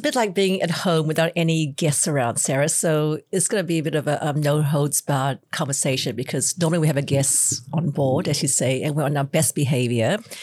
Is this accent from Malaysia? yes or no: yes; Malaysia; now in Australia; I am Chinese from Malaysia, and the way I grew up was actually quite different to the way, um, kids grew up in Australia